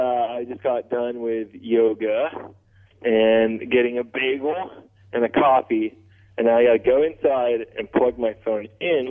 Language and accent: English; Torrance, California, United States; now in Long Beach, United States; I'm actually from Torrance, California. Oh, well, yeah, Torrance, California, which is 25 minutes away, pretty close.